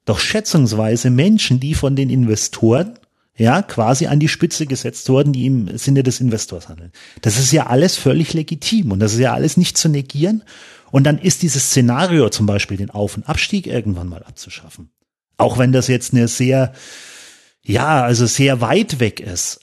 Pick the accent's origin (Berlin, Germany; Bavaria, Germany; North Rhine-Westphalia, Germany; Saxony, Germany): Bavaria, Germany; Kulmbach; ich bin jetzt aus Kulmbach, ich fahre 110 Kilometer nach Nürnberg